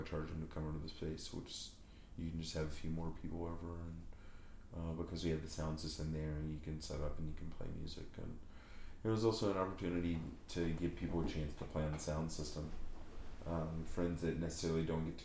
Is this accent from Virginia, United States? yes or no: yes; southwest Virginia, United States; moved away as an adult; also born or lived in Mississippi / New Orleans / Colorado; I grew up in the southwest part of the state, right where Tennessee and North Carolina come together